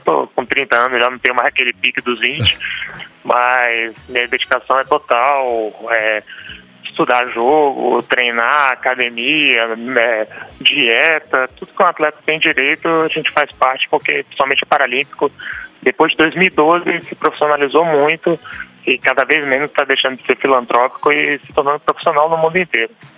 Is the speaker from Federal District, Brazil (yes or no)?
yes; Brasília, Federal District, Brazil; also born or lived in Amazonas / São Paulo; eu sou amazonense, uhum. mas fui criado aqui em Brasília